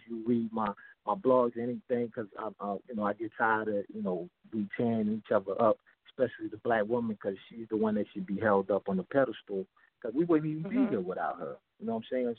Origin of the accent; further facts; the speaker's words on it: New York City, New York, United States; also born or lived in Sierra Leone / North Carolina; now in New Jersey, United States; I was born in Sierra Leone, West Africa. I came to Brooklyn, New York when I was a little kid.